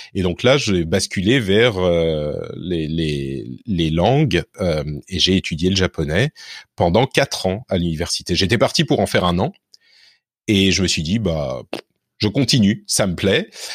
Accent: Neuilly-sur-Seine, Île-de-France, France; also born or lived in Lebanon; j'ai grandi à Neuilly

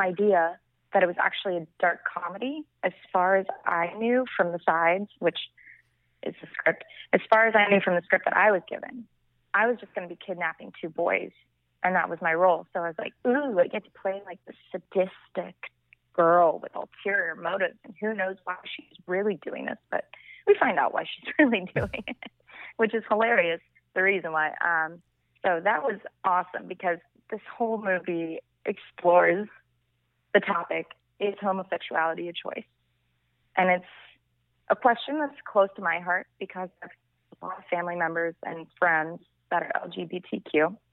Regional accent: Vero Beach, Florida, United States; moved away as an adult; also born or lived in Miami, Florida; now in Los Angeles, United States; I'm from Vero Beach, Florida, which is uh, like a small island town off the east coast of Florida

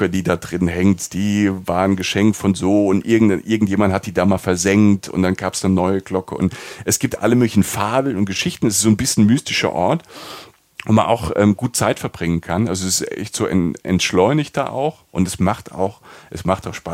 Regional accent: Rhineland-Palatinate, Germany; Also wie, also ich bin Pfälzer, heißt Bled.

